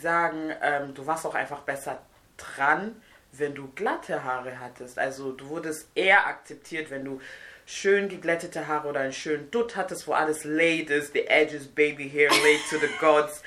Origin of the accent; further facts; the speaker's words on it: Nigeria; moved away; also born or lived in Siegen, Germany; Ich komme aus Nigeria ursprünglich